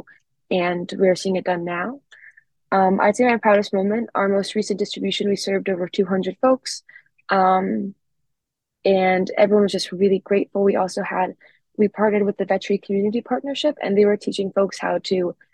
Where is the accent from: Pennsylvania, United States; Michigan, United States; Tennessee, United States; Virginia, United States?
Pennsylvania, United States; Philadelphia; I'm from Philadelphia, and there is a really large contrast between different neighborhoods. I come from a really well-off neighborhood